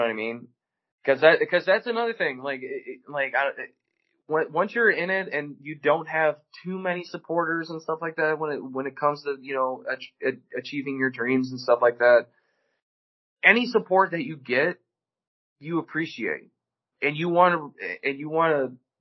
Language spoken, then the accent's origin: English; Chicago, Illinois, United States; moved away as an adult; now in St. Louis, United States; I was born and raised in Chicago. I lived in Chicago until I was 19